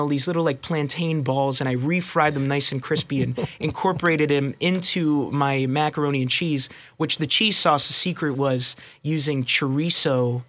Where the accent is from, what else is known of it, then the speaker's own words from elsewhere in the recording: Pocono Medical Center, Pennsylvania, United States; I was born in Pocono Medical Center, believe it or not. But my parents are from, my mom is from Colombia and my dad is from Puerto Rico.